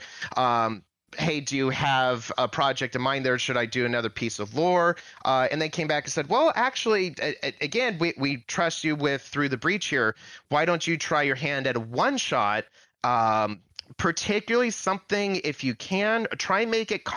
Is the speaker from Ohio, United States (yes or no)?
no; California, United States; me being Californian, my high school's mascot is Miner